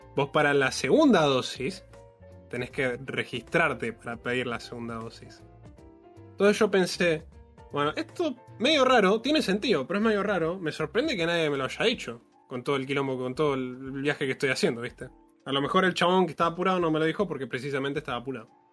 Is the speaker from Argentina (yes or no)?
yes; Monte Hermoso, Buenos Aires Province, Argentina; moved away; soy de Montermoso.